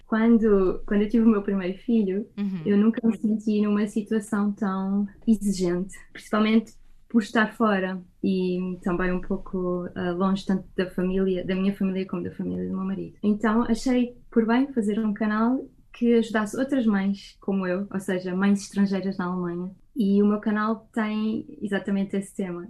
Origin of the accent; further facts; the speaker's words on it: Portugal; moved away as an adult; now in Germany; sendo que eu cresci em Portugal, passei aqui a minha infância, a minha adolescência e grande parte do início da minha vida adulta